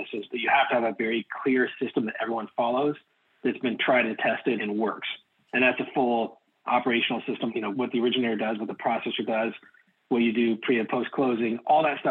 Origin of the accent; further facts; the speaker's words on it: Oregon, United States; I'm from Oregon